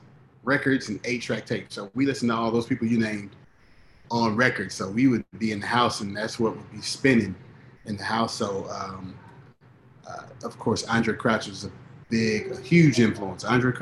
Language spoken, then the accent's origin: English; Columbia, Tennessee, United States; also born or lived in Ohio; So, but we were raised in Columbia, Tennessee, and then from there we moved to Ohio, which is where my parents are now.